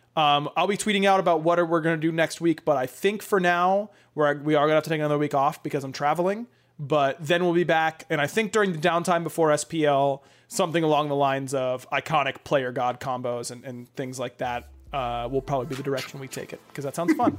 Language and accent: English; Pittsburgh, Pennsylvania, United States; moved away; I'm driving back home, going to Pittsburgh